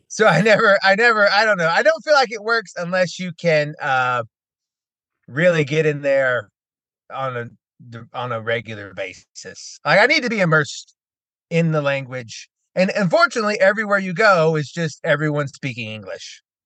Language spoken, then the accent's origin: English; United States; as an American